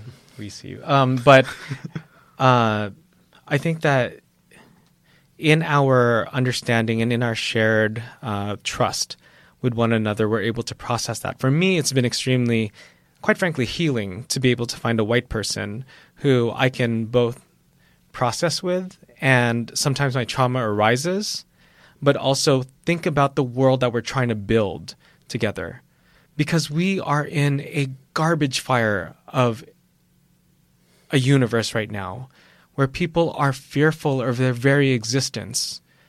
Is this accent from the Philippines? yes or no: yes; Philippines; And as a Filipino, I'm always taught that you always bring something whenever you're invited somewhere.